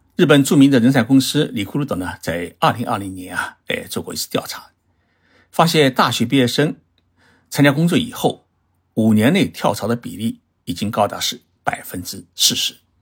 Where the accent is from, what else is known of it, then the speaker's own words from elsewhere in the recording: China; now in Japan; 包括我们中国人的孩子，